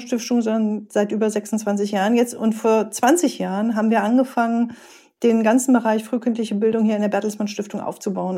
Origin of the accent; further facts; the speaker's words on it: Rhineland, Germany; also born or lived in East Westphalia-Lippe; now in Gütersloh, Germany; ich bin gebürtige Rheinländerin, immer wichtig, auch wenn man in OWL lebt